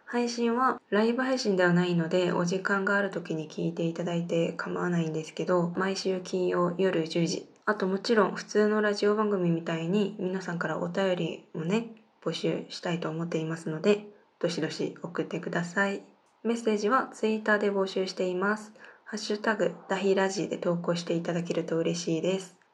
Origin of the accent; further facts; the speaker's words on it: South Korea; Japanese is a second language; 生まれも育ちも韓国です日本語は学生の時から勉強しています